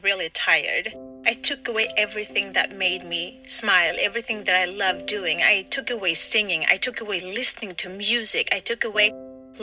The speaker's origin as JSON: {"language": "English", "country": "Sweden", "said": "I'm from Sweden"}